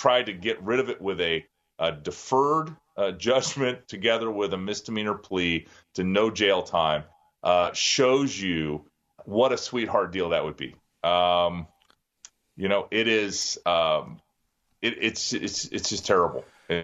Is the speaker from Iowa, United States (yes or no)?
yes; Iowa, United States; my home state of Iowa